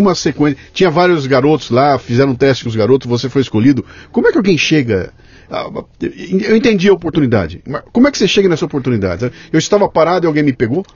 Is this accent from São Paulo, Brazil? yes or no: yes; Bauru, São Paulo, Brazil; eu sou de Bauru e Bauru é uma cidade absolutamente plana